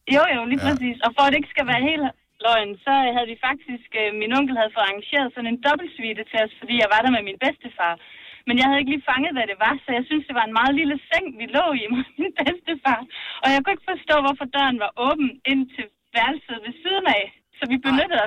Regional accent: Denmark; also born or lived in Herning; vi er alle sammen fra Jylland

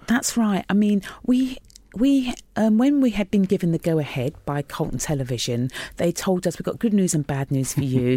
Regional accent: London, United Kingdom; I grew up in North West London in Queen's Park

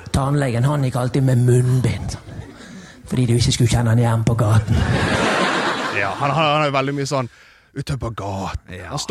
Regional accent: Askøy, Vestland, Norway; så er det meg … produsenten deres, som har fått ansvaret for å finne dagens parodi. Jeg er fra Askøy, så da må vi ha en kjær eh, askeværing, altså Dagfinn Lyngbø.

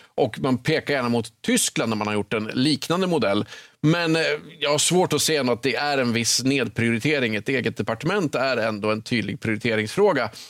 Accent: Östersund, Jämtland, Sweden; moved away; när jag åker till Östersund där jag växte upp

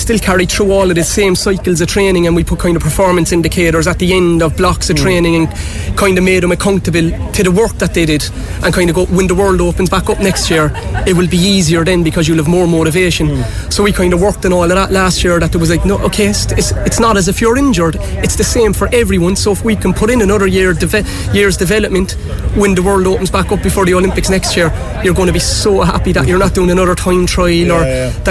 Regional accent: Cork, Munster, Ireland; coming from Cork

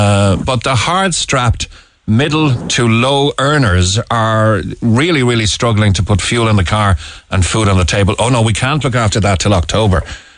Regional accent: Ireland; being Irish

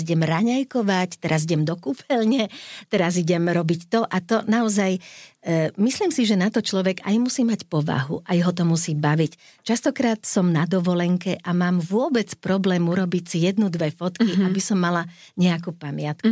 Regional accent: Slovakia

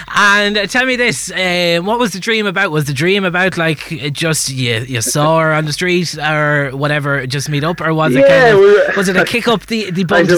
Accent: County Kilkenny, Leinster, Ireland; I'm from Banglestown, County Kilkenny.

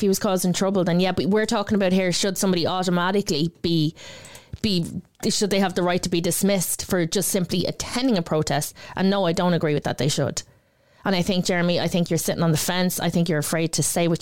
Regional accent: Ireland; as Irish citizens

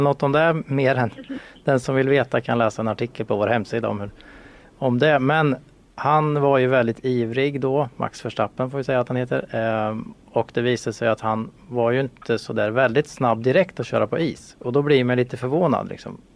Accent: Sweden; vi svenskar

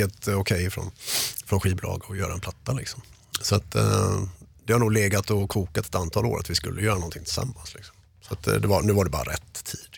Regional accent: Mölndal, Västra Götaland, Sweden; moved away as an adult; also born or lived in Gothenburg; de flesta gamla polare är ju kvar i Göteborg eller Mölndal, där jag är ifrån

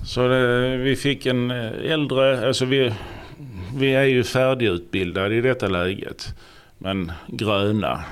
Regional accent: Ystad, Skåne, Sweden; also born or lived in Sjöbo / Malmö; jag är född och uppvuxen i Ystad

